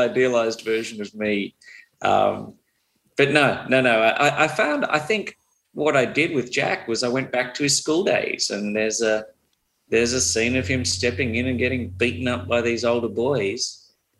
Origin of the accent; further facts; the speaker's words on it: Australia; I'm still Australian.